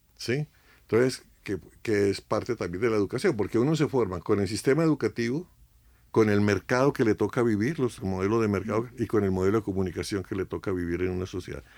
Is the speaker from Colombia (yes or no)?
yes; Colombia; Colombia, dicen 50 años, Yo tengo 76 y desde que nací estoy viendo esta locura